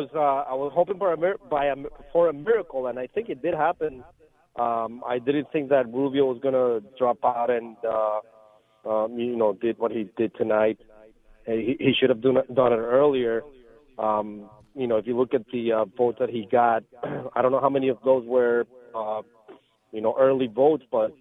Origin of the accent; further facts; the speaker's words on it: Colombia; now in United States; It's sometimes I think of me as an immigrant. I moved from Colombia about 34 years ago.